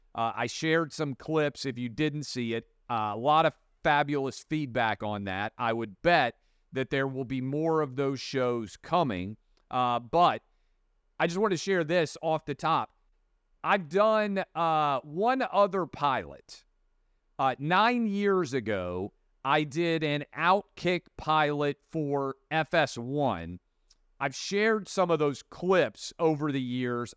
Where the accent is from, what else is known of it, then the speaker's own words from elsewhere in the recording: Nashville, Tennessee, United States; in Nashville, my hometown